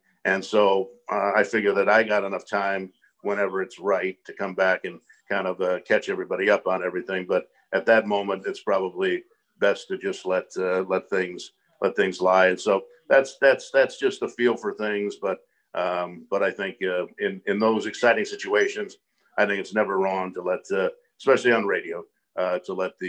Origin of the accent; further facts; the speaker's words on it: Los Angeles, California, United States; I grew up in Los Angeles